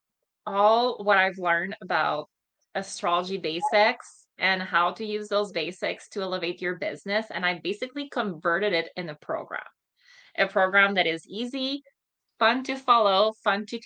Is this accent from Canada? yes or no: yes; Montreal, Quebec, Canada; moved away; I'm originally from Montreal